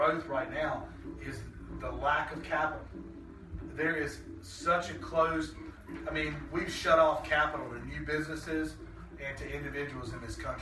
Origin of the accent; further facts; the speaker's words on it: Shelby, United States; growing up in Shelby